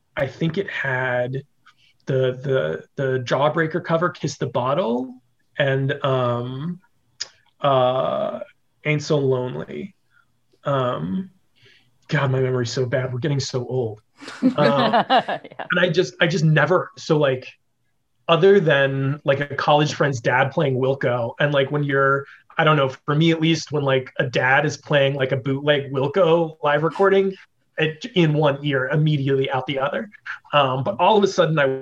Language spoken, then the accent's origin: English; Las Vegas, Nevada, United States; also born or lived in Kansas / Missouri / New Orleans; I grew up here in Las Vegas